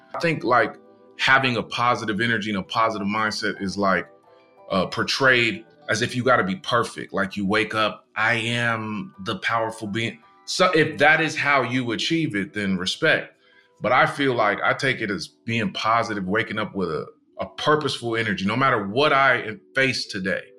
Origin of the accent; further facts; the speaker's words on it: Tustin, California, United States; growing up in SoCal and Tustin